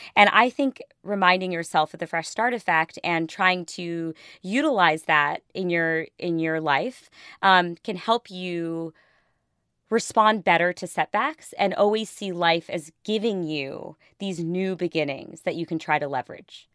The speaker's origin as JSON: {"language": "English", "country": "India", "said": "I'm Indian"}